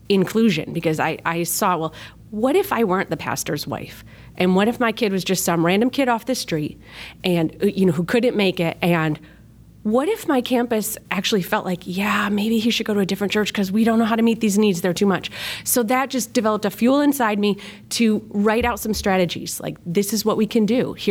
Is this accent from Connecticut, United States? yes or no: no; Rochester, New York, United States; Um, I am originally from Rochester, New York. That's upstate. We have a really flat accent like Chicago